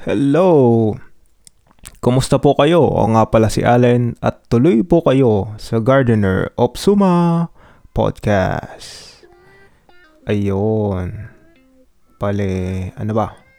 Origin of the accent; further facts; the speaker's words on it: Marikina, Metro Manila, Philippines; accent: Marikina twang; ako ay laking Marikina. So, meaning parang Maynila na rin ang ating pinanggalingan. So, I have this. Meron akong distinct na twang or accent na galing Marikina